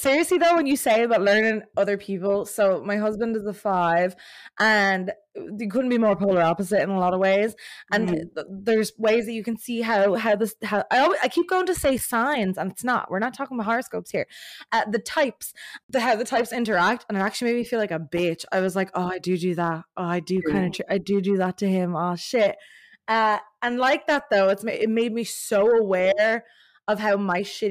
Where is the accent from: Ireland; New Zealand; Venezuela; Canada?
Ireland; Dublin, Leinster; accent: Irish; moved away as an adult; now in United States; I'm from Dublin